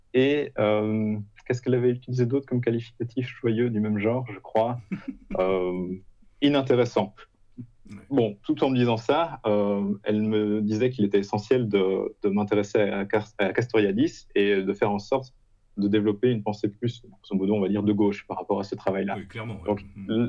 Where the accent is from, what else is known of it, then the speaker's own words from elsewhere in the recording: Belgium; moved away as an adult; now in Poland; je suis belge